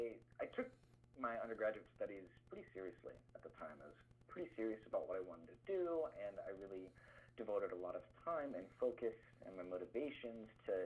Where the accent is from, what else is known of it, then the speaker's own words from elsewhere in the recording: Fargo, North Dakota, United States; also born or lived in Moorhead, Minnesota; I am originally from the Fargo-Moorhead area. That's where I've grown up and spent most of my life, and I went to school in the area